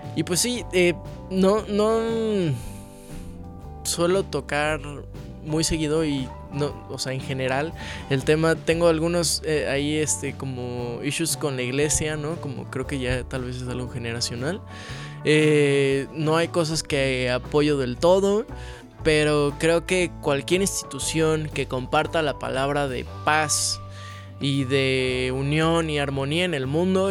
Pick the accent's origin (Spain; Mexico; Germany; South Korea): Mexico; he crecido en una familia súper católica desde, desde siempre, ¿no? Como buen mexicano